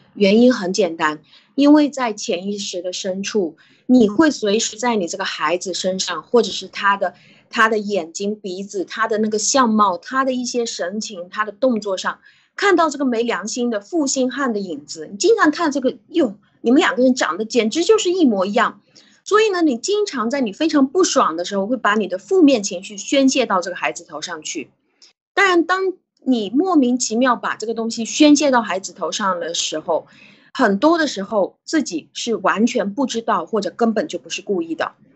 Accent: China; 我们中国人的习惯

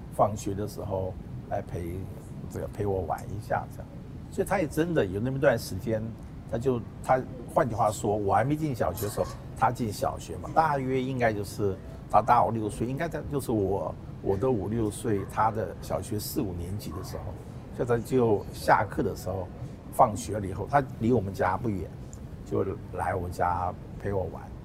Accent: South Korea; now in Taiwan; 我是在韩国出生嘛

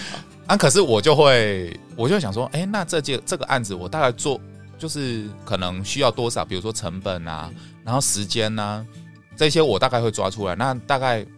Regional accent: Taiwan; 我们台湾人

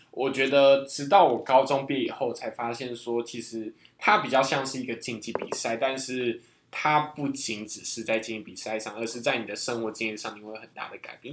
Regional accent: Taiwan; 我们是台湾人

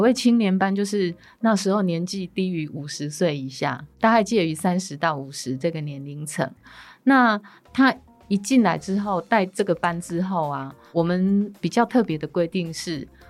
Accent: Huatan, Changhua County, Taiwan; 我来自茉莉花的故乡，彰化县花坛乡。那我们花坛呢是在八卦山路下一个农业乡镇。那我们呢栽种的部分还是以水稻为主。最有特色的部分呢，就是我们的茉莉花了

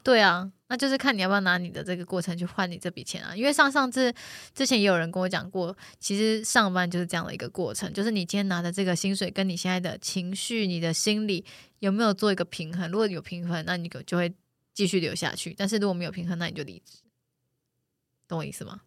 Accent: Taichung, Taiwan; now in Taipei, Taiwan; 我也台中人

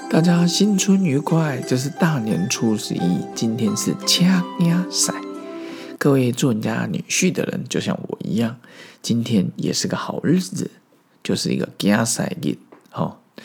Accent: Taiwan; also born or lived in Zhongli, Taoyuan, Taiwan; 小时候的我在中立市校长大， 后来搬到小里，然后在那边度过了我国小后半段， 国中、高中， 大学的时光

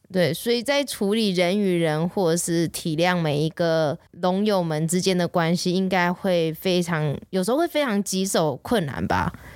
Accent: Taiwan; 身为一个台湾人

